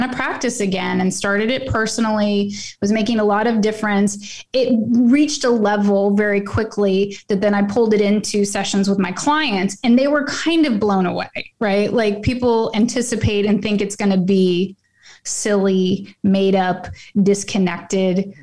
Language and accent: English; Oklahoma, United States; moved away; I'm originally from Oklahoma